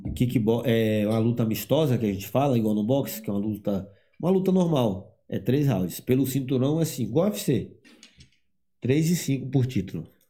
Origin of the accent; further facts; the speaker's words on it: Eunápolis, Bahia, Brazil; moved away; eu sou baiano